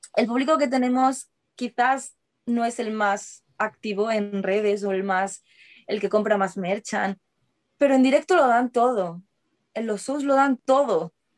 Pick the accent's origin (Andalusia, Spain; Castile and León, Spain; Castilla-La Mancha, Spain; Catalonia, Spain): Andalusia, Spain; Seville; now in Madrid, Spain; yo nací en Sevilla, pero yo me he criado allí, yo he vivido allí hasta que me mudé a Madrid